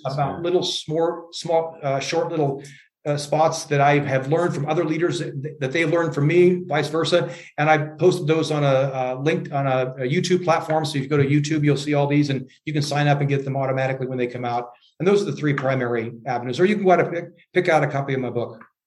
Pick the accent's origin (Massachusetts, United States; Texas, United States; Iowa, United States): Iowa, United States; moved away as an adult; also born or lived in Europe; I'm from Iowa